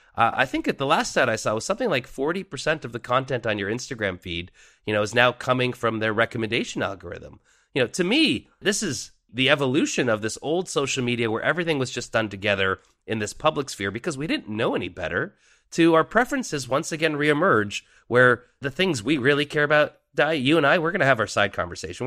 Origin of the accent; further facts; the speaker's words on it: Canada; as a Canadian from that period in time